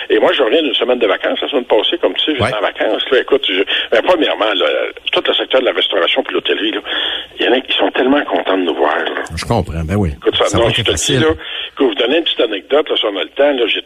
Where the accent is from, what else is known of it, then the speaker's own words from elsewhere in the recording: Quebec, Canada; on est Canadien et Québécois.